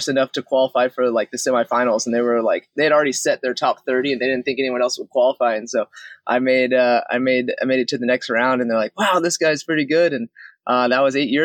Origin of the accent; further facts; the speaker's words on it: Houston, Texas, United States; Growing up in Houston, Texas